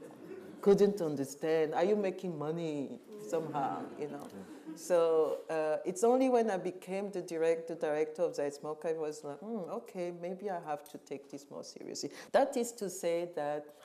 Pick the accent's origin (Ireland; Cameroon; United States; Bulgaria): Cameroon; moved away; also born or lived in Western Europe; I was born and raised in Cameroon